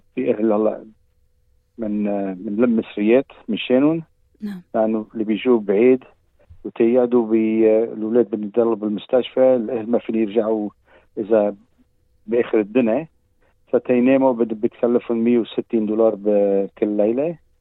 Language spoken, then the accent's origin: Arabic; Australia; وانا خلقون هون باستراليا بس السيد دمي لبناني